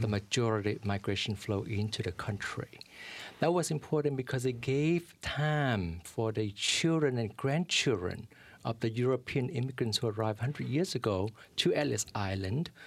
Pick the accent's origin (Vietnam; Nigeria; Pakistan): Vietnam; now in New York City, United States; I'm a refugee from Vietnam